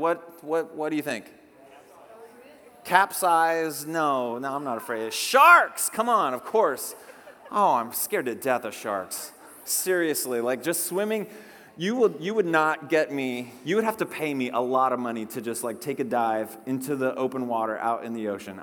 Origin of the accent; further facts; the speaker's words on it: Whidbey Island, Puget Sound, Washington, United States; I grew up on Whidbey Island up in the Puget Sound